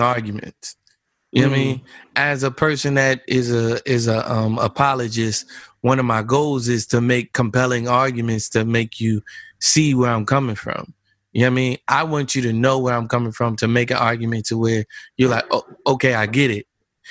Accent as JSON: {"language": "English", "region": "New Jersey", "country": "United States", "said": "I'm from Jersey"}